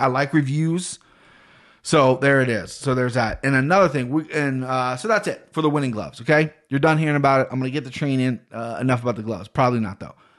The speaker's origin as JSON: {"language": "English", "town": "Cincinnati", "region": "Ohio", "country": "United States"}